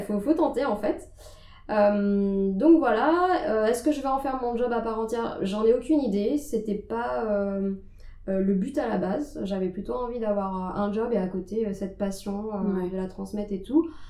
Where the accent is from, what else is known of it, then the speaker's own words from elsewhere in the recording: Nantes, Pays de la Loire, France; moved away as an adult; now in Paris, France; je suis originaire de Nantes